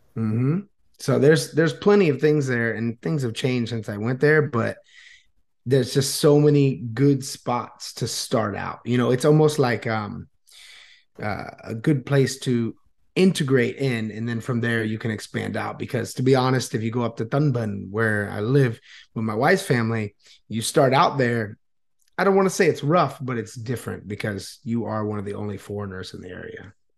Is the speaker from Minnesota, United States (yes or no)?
no; New Smyrna Beach, Florida, United States; moved away as an adult; now in Vietnam; I was born and raised in Florida, uh, New Smyrna Beach area